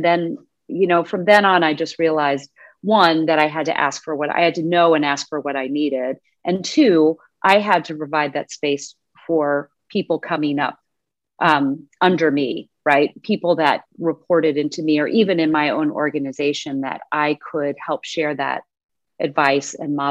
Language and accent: English; Austin, Texas, United States; now in Midwest, United States; I am from Austin, Texas.